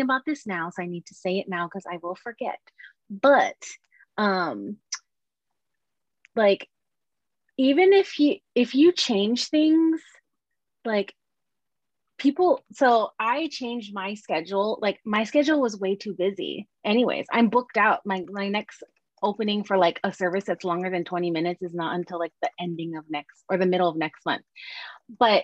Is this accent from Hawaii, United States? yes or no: yes; Oahu, Hawaii, United States; moved away as an adult; And I grew up in Hawaii. Hawaii is a tiny little on Oahu, and everyone knows everybody.